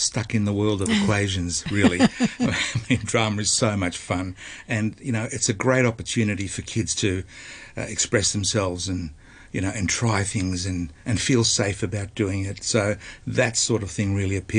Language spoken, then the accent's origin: English; Melbourne, Victoria, Australia; moved away as an adult; now in Hong Kong; I'm actually originally from Melbourne, Australia